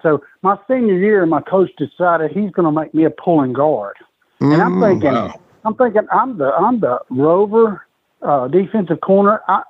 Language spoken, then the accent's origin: English; Nashville, Tennessee, United States; I was born in Nashville, Tennessee.